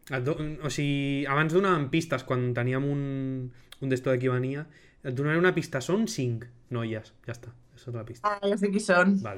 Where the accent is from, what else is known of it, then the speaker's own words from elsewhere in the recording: Girona, Catalonia, Spain; O sigui, jo sóc de Girona i ell és del Bronx.